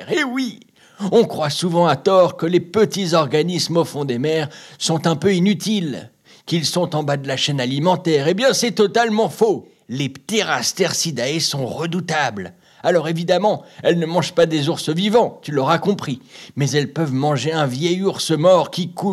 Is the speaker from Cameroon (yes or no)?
yes; Cameroon; j'ai 8 je suis camerounaise.